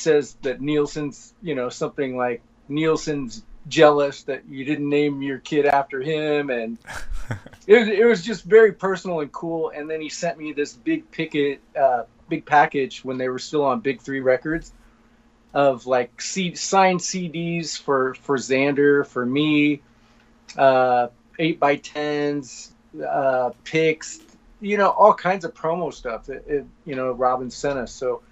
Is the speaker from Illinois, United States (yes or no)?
yes; Pekin, Illinois, United States; moved away; growing up in Pekin